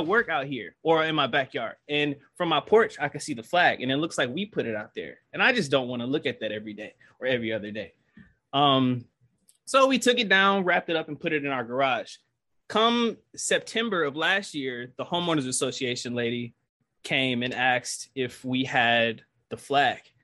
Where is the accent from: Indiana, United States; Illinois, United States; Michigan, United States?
Michigan, United States; Detroit; now in Georgia, United States; I'm from Detroit. I'm, I'm an urbanite